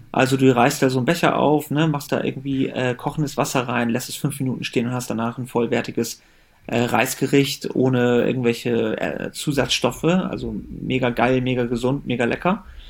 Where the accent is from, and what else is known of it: Germany; born or raised there